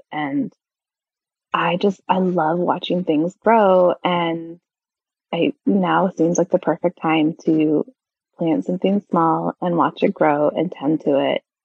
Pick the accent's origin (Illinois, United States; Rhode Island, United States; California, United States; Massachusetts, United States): California, United States; moved away; I grew up in California.